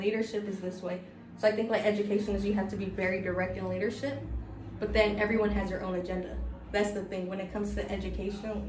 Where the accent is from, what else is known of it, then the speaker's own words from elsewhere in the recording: Los Angeles, California, United States; moved away as an adult; now in New York, United States; I'm from South Central, so I'm um, a product of LAUSD. I went to some of the worst high school, middle school areas